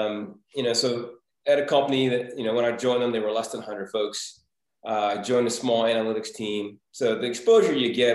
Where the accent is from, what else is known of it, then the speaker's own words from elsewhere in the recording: Baltimore, Maryland, United States; a startup that was in my hometown of Baltimore